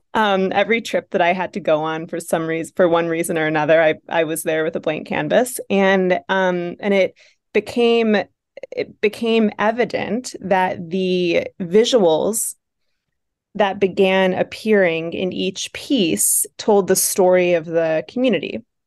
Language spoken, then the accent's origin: English; Buffalo, New York, United States; accent: Buffalo; my buffalo accent